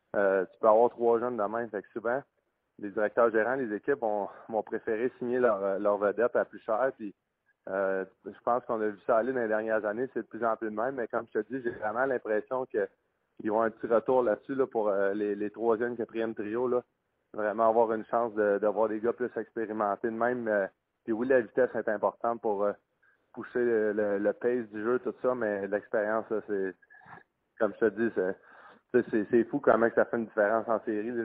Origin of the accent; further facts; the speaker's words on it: Quebec, Canada; en tant que Québécois